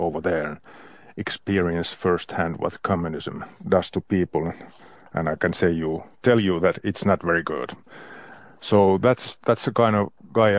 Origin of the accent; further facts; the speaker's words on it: Lappeenranta, South Karelia, Finland; also born or lived in Moscow, Russia; I'm a guy from Lappeenranta, as you said. Lappeenranta is a city which it's on the Russian border in the southeastern Finland, and I'm 55